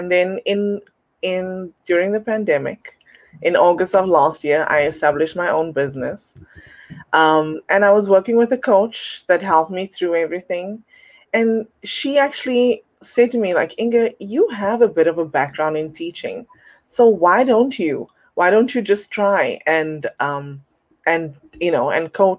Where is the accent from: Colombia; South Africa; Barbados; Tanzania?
South Africa; now in Toronto, Canada; I'm originally from South Africa, and I'm currently residing in Toronto, Canada